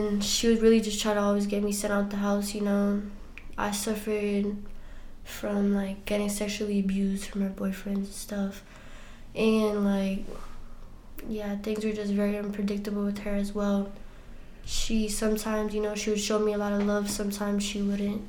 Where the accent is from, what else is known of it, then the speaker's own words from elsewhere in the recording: Worcester, Massachusetts, United States; I'm from Worcester, Massachusetts